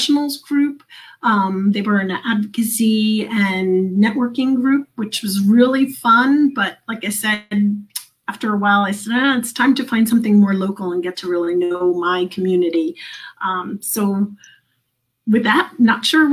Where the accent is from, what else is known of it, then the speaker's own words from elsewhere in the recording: New Jersey, United States; moved away as an adult; also born or lived in New Hampshire; now in Pennsylvania, United States; I am originally from New Jersey